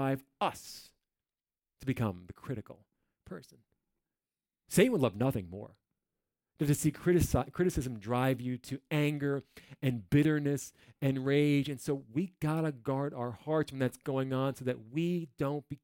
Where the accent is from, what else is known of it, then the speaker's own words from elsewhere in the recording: New Jersey, United States; I'm from New Jersey.